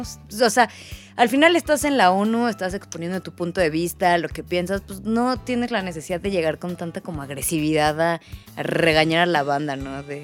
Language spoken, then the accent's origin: Spanish; Mexico City, Mexico; accent: fresa; Yo sé que tengo un acento un poco fresa